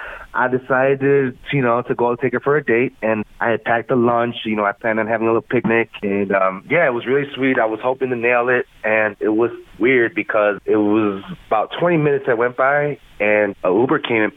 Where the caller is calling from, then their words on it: Springfield, Ohio, United States; I'm calling from Springfield.